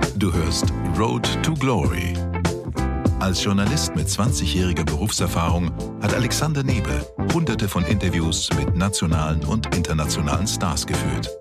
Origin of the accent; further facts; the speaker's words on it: Hamburg, Germany; Peripherie von Hamburg, meiner Heimatstadt.